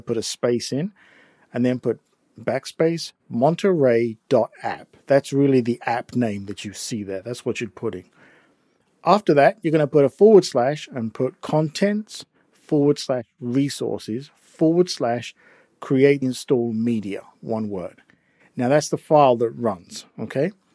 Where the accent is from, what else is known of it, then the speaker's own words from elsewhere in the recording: England, United Kingdom; accent: English; my English accent